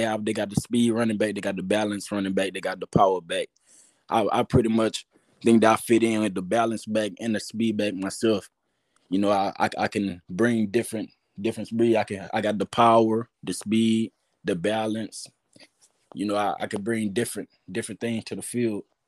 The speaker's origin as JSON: {"language": "English", "region": "Louisiana", "country": "United States", "said": "I'm from Louisiana"}